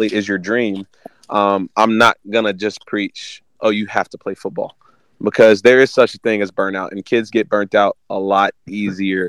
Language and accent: English; Auburn, Alabama, United States; also born or lived in Florida; I was born in a smaller town in Florida, moved to a smaller town in Alabama before coming to Auburn. I actually moved here when I was in third going into fourth grade.